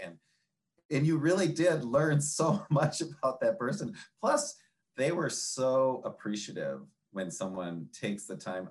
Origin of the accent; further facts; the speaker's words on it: Minnesota, United States; now in Michigan, United States; I'm a northerner and in Michigan and Minnesota is my kind of hometown.